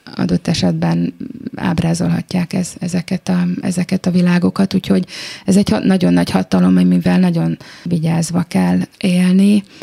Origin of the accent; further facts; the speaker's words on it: Budapest, Hungary; a saját szülővárosomban